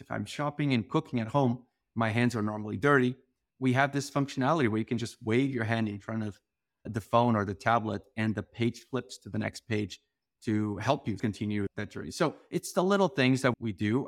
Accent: Portugal; moved away; I grew up in this very small town in Portugal

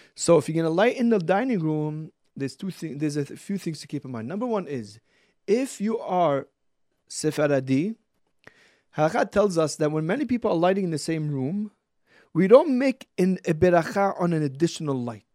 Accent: Brooklyn, New York, United States; From Brooklyn.

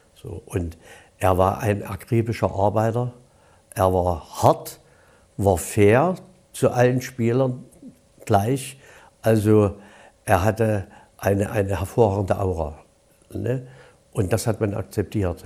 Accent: Gröditz, Saxony, Germany; also born or lived in Dresden; Sechzehnter neunter, siebenundvierzig wurde ich geboren in Kröditz. Besuchte dann die Polytechnische Oberschule von der ersten bis zur zehnten Klasse.

